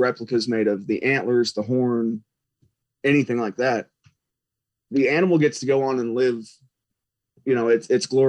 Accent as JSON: {"language": "English", "region": "Missouri", "country": "United States", "tie": "born or raised there", "moved": "yes", "lives_now": "Texas, United States", "said": "I grew up in Missouri"}